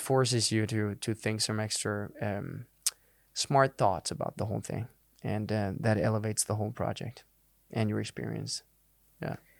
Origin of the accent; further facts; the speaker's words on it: Denmark; first language Danish; English is a second language; moved away as an adult; I'd done a few things back in Denmark, but that was in Danish.